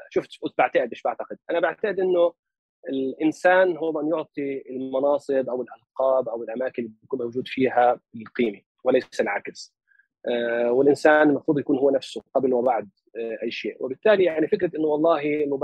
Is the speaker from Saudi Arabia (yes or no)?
no; Palestine; accent: Palestinian dialect of Lebanon; also born or lived in Lebanon; طبعا هي لهجتي لهجه الفلسطين في لبنان اللي هي احنا بلبنان لهجتنا اقرب كثير من 48 لكن بدي اقول لك مطعم شوي باللهجه مش كثير لكن شوي باللهجه اللبنانيه